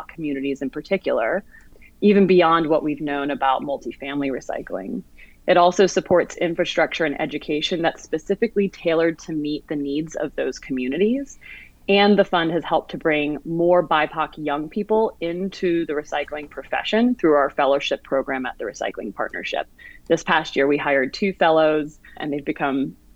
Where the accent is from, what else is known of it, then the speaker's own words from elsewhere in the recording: Atlanta, Georgia, United States; Atlanta, my hometown